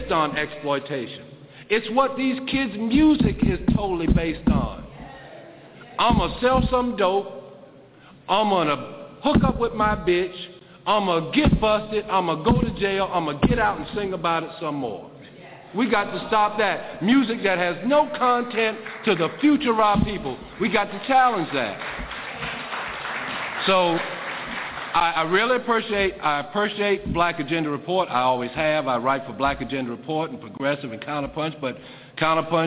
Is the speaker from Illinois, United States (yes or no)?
no; South Carolina, United States; I grew up in South Carolina